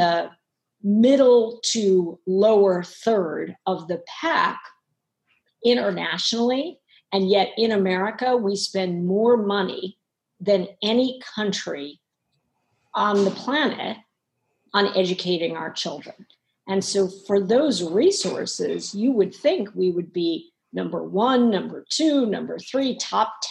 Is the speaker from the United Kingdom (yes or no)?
no; New York City, New York, United States; As a child, I grew up in Harlem